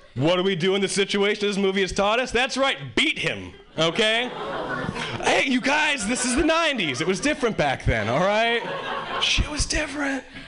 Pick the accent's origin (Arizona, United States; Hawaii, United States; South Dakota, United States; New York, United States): Hawaii, United States; moved away as an adult; now in Boston, United States; originally I was born and raised in Hawaii, and uh, three years ago, three years ago I moved to Boston.